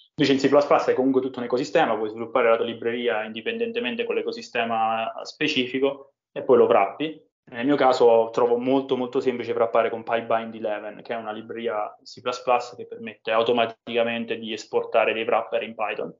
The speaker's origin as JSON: {"language": "Italian", "town": "Roccaraso", "region": "Abruzzo", "country": "Italy", "tie": "born or raised there", "said": "Roccaraso, che è il mio paese di origine, nelle montagne abruzzesi"}